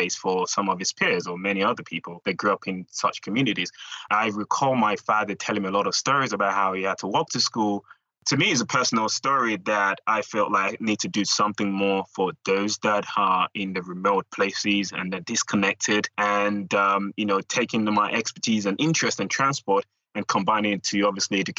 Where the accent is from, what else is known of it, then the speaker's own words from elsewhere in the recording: London, United Kingdom; also born or lived in Lagos, Nigeria; I was born in Lagos, sort of raised in London